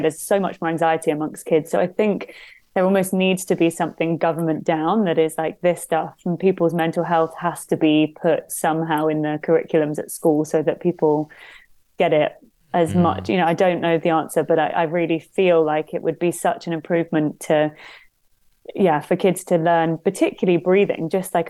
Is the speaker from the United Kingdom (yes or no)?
yes; London, United Kingdom; growing up in London